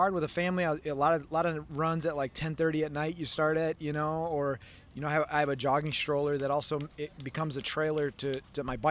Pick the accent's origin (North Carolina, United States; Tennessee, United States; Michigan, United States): Michigan, United States; I'm from Michigan